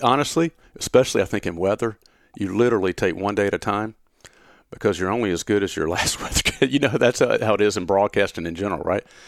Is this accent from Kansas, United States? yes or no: no; Gaffney, South Carolina, United States; born or raised there; now in Knoxville, United States